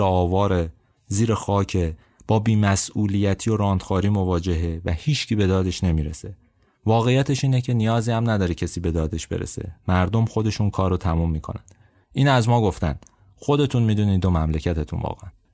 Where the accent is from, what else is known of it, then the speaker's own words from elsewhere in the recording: Abadan, Khuzestan, Iran; moved away; به عنوان یه آبادانی